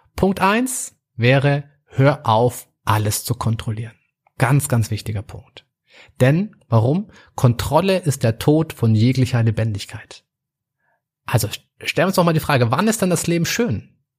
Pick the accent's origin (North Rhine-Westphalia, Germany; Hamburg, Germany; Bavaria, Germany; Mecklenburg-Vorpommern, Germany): Bavaria, Germany; Munich; ich komme aus München